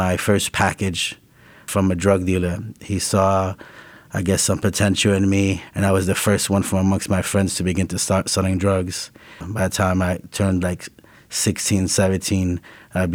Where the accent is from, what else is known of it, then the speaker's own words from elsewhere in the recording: New York City, New York, United States; I was born in Brooklyn, New York, Sunset Park area. And I grew up like during the birth of hip hop. We used to live on 30th Street